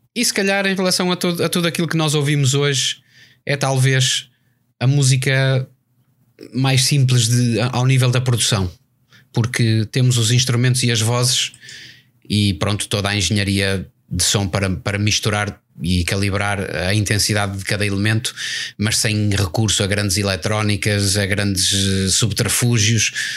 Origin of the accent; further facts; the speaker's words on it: Portugal; somos portugueses.